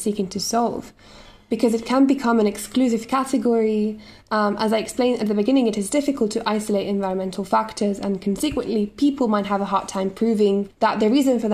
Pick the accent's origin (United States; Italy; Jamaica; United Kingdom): Italy; In my home country, Italy